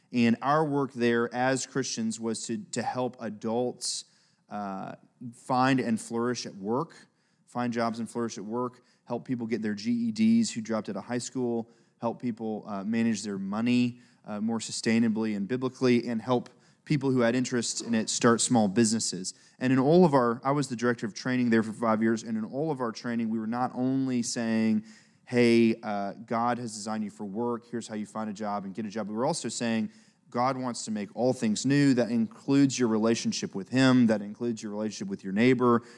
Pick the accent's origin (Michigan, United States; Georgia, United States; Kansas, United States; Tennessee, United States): Tennessee, United States; Memphis; also born or lived in Kenya; I grew up in Memphis, Tennessee, where I live now